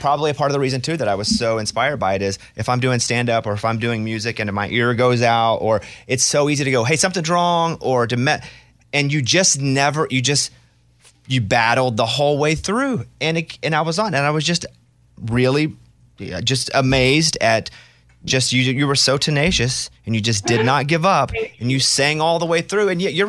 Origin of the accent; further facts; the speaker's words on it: Arkansas, United States; I'm from Arkansas. Some of the accent just doesn't go away. Like it lives within me. It is who I am.